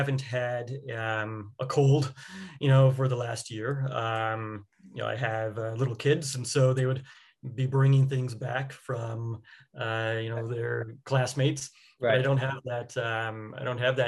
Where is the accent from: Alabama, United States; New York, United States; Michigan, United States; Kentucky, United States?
New York, United States; New York City; now in California, United States; I'm from New York, even though now I'm in California